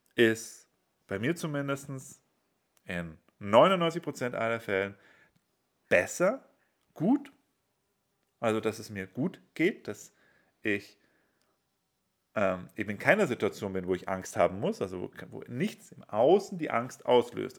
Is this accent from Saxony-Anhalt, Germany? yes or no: no; Bavaria, Germany; also ich bin in Bayern aufgewachsen